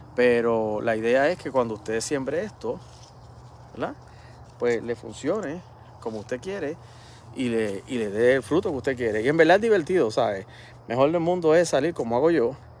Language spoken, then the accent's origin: Spanish; Puerto Rico; soy boricua